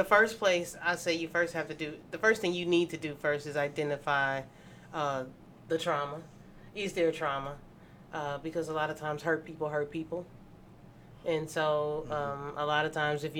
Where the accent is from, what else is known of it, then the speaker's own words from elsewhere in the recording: Mississippi, United States; moved away; I'm from Mississippi originally, born and raised